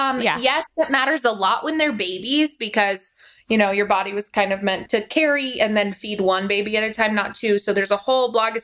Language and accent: English; Denver, Colorado, United States